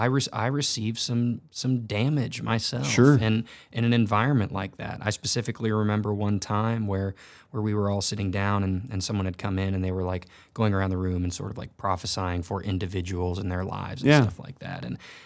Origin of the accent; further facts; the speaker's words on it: Texas, United States; And I grew up in North Texas, and I was a part of a church that I absolutely love the pastor and his family